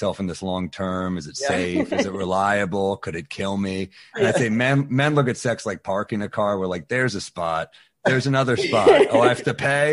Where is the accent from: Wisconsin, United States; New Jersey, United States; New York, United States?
New York, United States; New York City; I'm from New York City